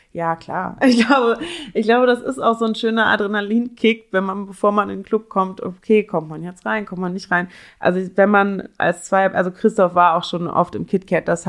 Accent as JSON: {"language": "German", "town": "Cologne", "region": "North Rhine-Westphalia", "country": "Germany", "moved": "as an adult", "lives_now": "Berlin, Germany", "said": "ich komme ursprünglich aus Köln"}